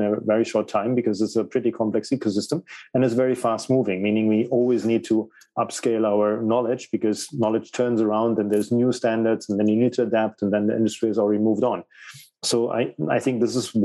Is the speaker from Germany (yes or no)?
yes; Germany; English is a second language; moved away as an adult; also born or lived in United Kingdom / Spain / Portugal / Italy; So I was born in Germany. I lived in Germany. I moved around and went to a lot of different cities, and then ultimately I went abroad to the UK, and my English was pretty bad at that time.